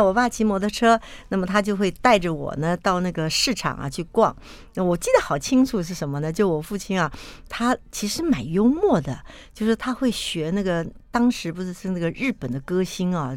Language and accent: Chinese; Taipei, Taiwan; also born or lived in Yingge, New Taipei; 出生时候也是在台北